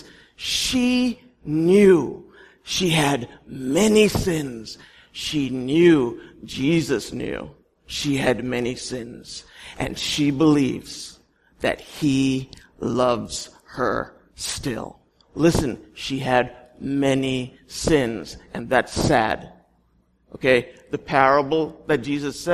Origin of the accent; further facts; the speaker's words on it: India; I'm Indian